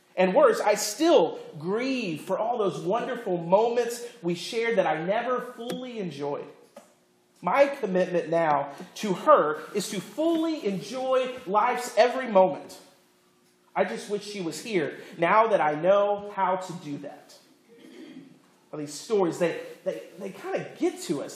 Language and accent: English; Florida, United States; I grew up in Florida, not Iowa